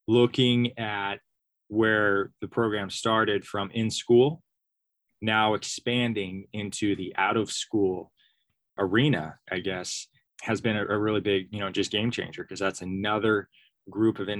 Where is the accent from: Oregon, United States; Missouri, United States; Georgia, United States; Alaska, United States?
Oregon, United States; Sams Valley; I grew up in Sam's Valley, Oregon